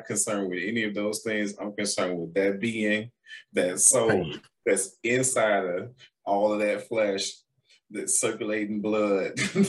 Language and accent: English; Chicago, Illinois, United States; I said, I'm from Chicago. What's the problem?